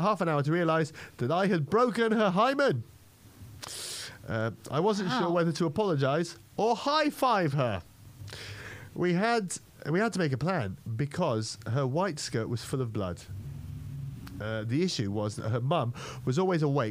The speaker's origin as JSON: {"language": "English", "country": "Malta", "tie": "born or raised there", "said": "I grew up in Malta, which is a tiny island south of Italy"}